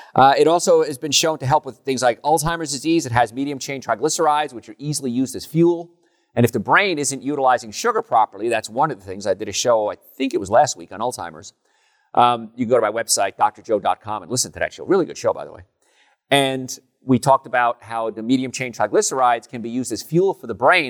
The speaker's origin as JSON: {"language": "English", "town": "Hoboken", "region": "New Jersey", "country": "United States", "tie": "born or raised there", "said": "when I was young, growing up in Hoboken"}